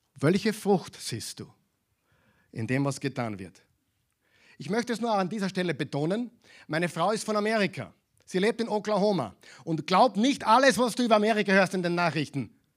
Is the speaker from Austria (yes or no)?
yes; Austria; bei uns in Europa, in Österreich